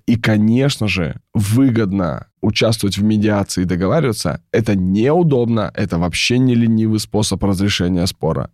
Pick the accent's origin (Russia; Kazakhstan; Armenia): Russia; Kamchatka Krai; moved away; я сам с Камчатки, у меня мама врач, папа военный